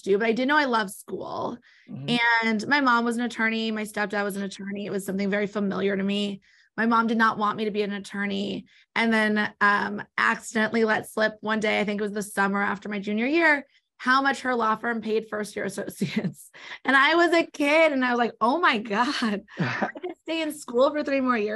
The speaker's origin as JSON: {"language": "English", "town": "Los Angeles", "region": "California", "country": "United States", "tie": "born or raised there", "also_born_or_lived": "New York", "said": "raised in L.A., now back in L.A., raised mostly on the West Side, grew up in Mar Vista."}